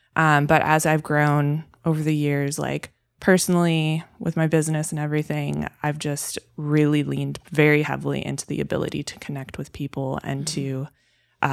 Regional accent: Milwaukee, Wisconsin, United States; moved away as an adult; So, I'm originally born and raised in Wisconsin. I was born in Milwaukee specifically, and until I was 22 years old, I lived there.

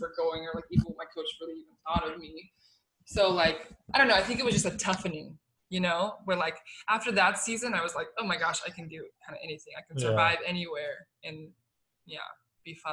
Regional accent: United States; an American player going overseas

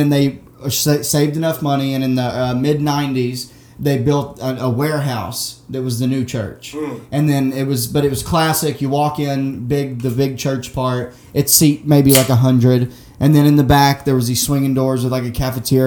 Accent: Arkansas, United States; moved away; When I was growing up in Arkansas, my whole family was either in Arkansas or in my hometown

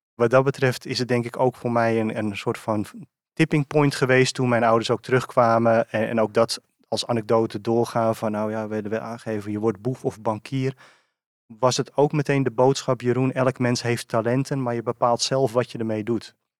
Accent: Purmerend, North Holland, Netherlands; also born or lived in Beemster; geboren en getogen in Purmerend

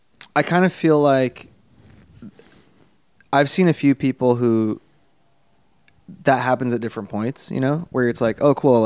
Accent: United States; accent: Californian; I was growing up in America.

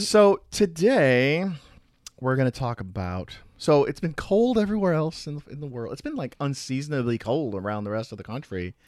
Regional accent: Chicago, Illinois, United States; now in Tampa, United States; I'm from the Chicago area

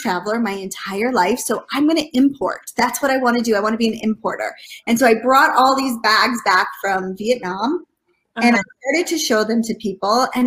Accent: Michigan, United States; moved away as an adult; also born or lived in Washington, D.C.; I'm from Michigan originally

